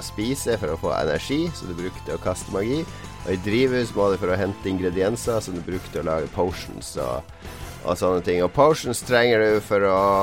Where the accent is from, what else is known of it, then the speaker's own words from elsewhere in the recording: Norway; Vi er jo nordmenn